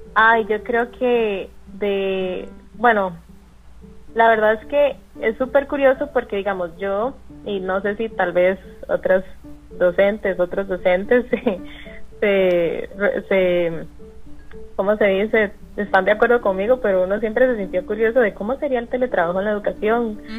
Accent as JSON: {"language": "Spanish", "region": "San José", "country": "Costa Rica", "moved": "as an adult", "lives_now": "Guanacaste, Costa Rica", "said": "yo soy de San José, pero decidí irme en agosto del año pasado"}